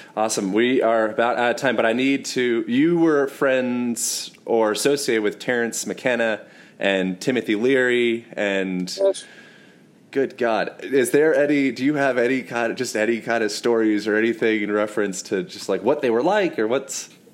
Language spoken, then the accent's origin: English; United States; I'm American